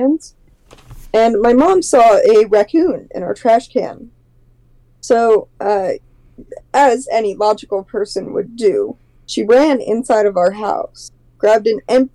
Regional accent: Florida, United States; I'm from Florida

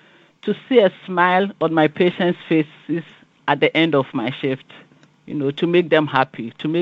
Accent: Ghana; moved away as an adult; now in United States; I'm from West Africa, Ghana.

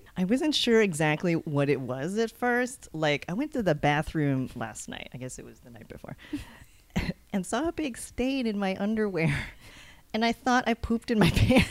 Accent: Texas, United States; I grew up in Texas

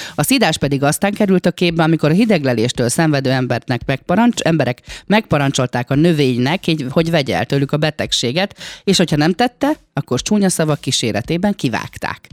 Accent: Gyomaendrőd, Békés, Hungary; én vidéki lány vagyok, én gyomendrődi lány vagyok, és nálunk az endrődi falu részen gyermekkoromban

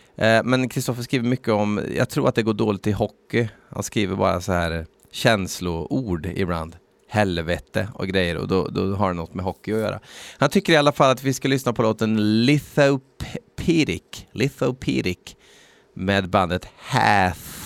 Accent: Värmland, Sweden; vi är värmlänningar

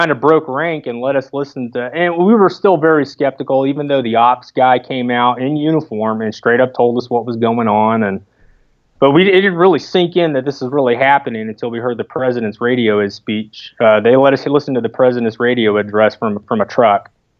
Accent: Brooksville, Florida, United States; I'm actually from a small town just north of Tampa called Brooksville. There's not much there.

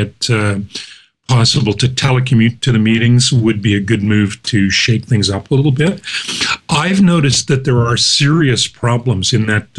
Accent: Canada; being Canadian

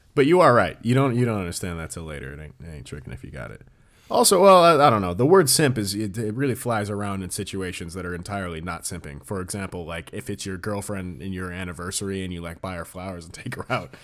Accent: United States; as an American

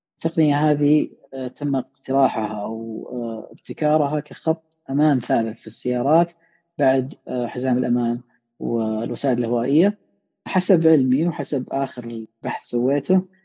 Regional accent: Saudi Arabia; عندنا في السعوديه

